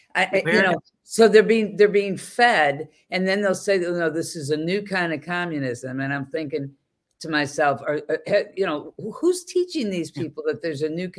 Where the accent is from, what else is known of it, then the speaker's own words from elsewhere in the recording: Boston, Massachusetts, United States; I mean, I'm from Boston.